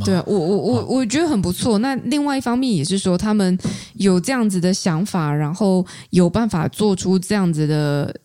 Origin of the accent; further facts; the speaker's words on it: Taichung, Taiwan; 像我台中人的话